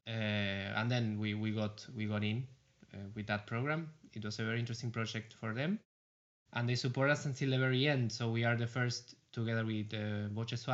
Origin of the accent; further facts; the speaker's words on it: Argentina; moved away as an adult; now in Netherlands; I'm a guitar player and a singer and a researcher from Argentina, living here in the Netherlands already for, I think, 8-9 years.